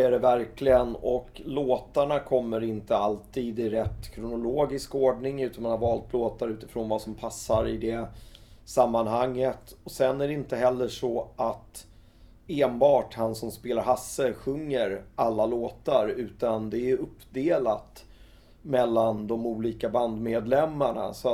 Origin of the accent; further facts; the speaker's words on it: Skåne, Sweden; Han tyckte det var lite konstigt så här att kommer jag som skåning kunna lyckas med det här att Eh, göra någonting om noise som är så mycket Stockholm.